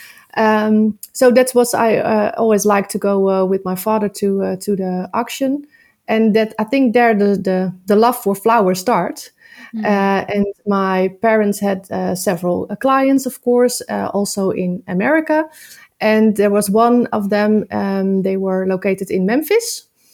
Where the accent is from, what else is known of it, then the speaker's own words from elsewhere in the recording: Nieuwkoop, South Holland, Netherlands; I'm from Nieuwkoop, a very small town in the center between all the big cities.